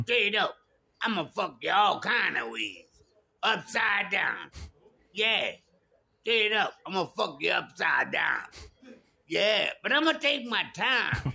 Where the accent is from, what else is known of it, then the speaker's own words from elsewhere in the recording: Texas, United States; It's my hometown.